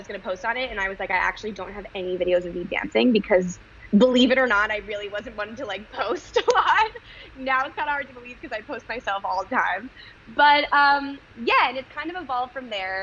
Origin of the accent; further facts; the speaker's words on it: Connecticut, United States; moved away as an adult; also born or lived in Israel; now in New York City, United States; I grew up in Connecticut